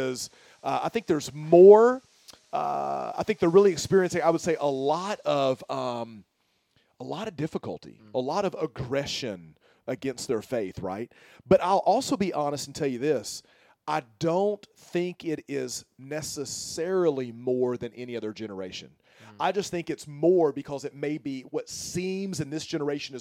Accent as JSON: {"language": "English", "town": "Tuscaloosa", "region": "Alabama", "country": "United States", "tie": "born or raised there", "also_born_or_lived": "Pennsylvania / Louisville, Kentucky / Michigan / Texas", "moved": "as an adult", "said": "born and raised in Alabama, Tuscaloosa, where the University of Alabama is"}